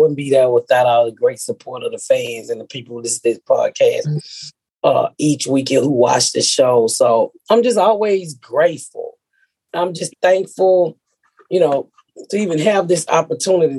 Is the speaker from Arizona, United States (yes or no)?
no; Atlanta, Georgia, United States; I'm from Atlanta